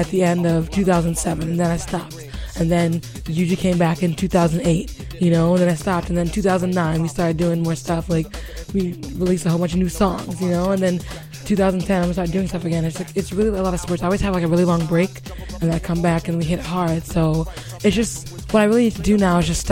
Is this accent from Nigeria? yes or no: yes; Nigeria; I'm Nigerian